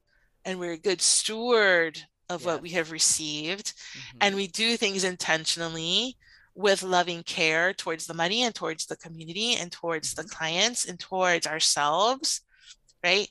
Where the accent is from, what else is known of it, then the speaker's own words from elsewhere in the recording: Puerto Rico; I'm Cuban American. I was born in Puerto Rico.